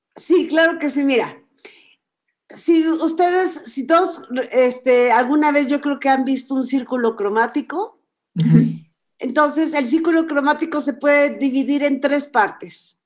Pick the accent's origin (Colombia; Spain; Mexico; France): Mexico; expresar nuestra identidad como nación, como mexicanos